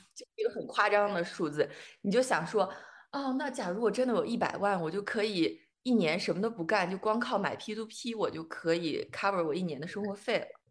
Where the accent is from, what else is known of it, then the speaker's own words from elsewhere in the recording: Xi'an, Shaanxi, China; moved away as an adult; now in Germany; 我在西安长大的嘛，然后我上那个高中他住校